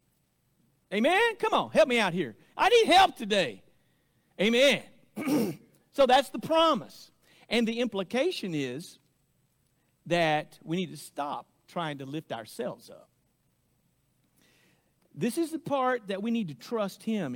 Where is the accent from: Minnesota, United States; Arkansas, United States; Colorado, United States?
Arkansas, United States; accent: hillbilly; now in Oklahoma, United States; growing up in Arkansas